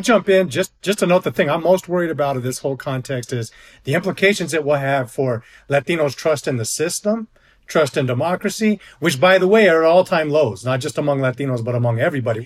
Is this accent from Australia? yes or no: no; New Mexico, United States; my home state of New Mexico